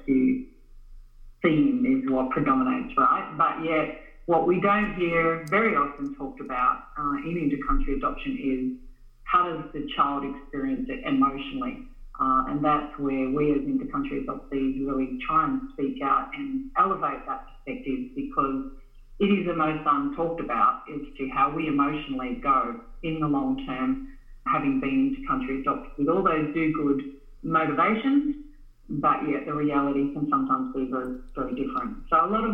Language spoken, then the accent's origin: English; Australia; also born or lived in Vietnam; I grew up in Australia in the 1970s. I was adopted here as kind of the first en masse generation in Australia. And in that experience growing up in rural Australia